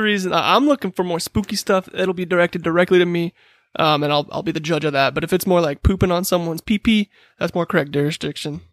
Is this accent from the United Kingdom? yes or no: yes; United Kingdom; I'm British.